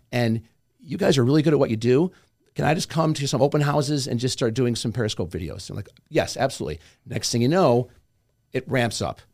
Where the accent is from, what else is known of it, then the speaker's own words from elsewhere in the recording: New York, United States; I'm from New York